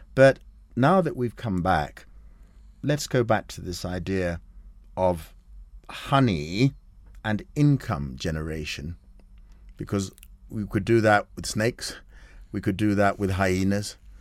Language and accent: English; Kenya; we're Kenyan